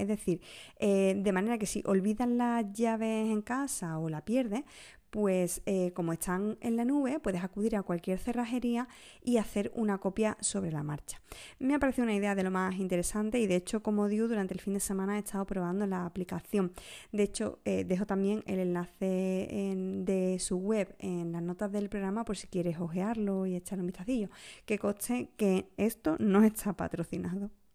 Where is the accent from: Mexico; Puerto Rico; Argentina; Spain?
Spain; Huelva, Andalusia; Uno de los episodios más desconocidos de mi tierra, de Huelva